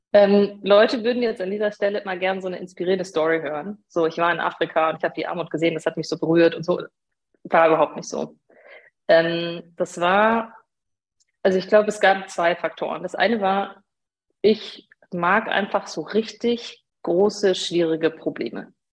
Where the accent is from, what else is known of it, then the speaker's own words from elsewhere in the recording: Regensburg, Bavaria, Germany; ich bin gebürtige Bayerin, ähm, komme eigentlich aus Regensburg